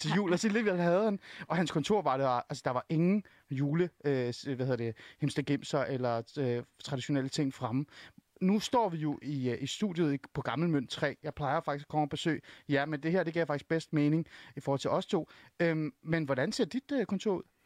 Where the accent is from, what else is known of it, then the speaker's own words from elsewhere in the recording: Iran; now in Denmark; Men jeg kommer jo oprindeligt fra Iran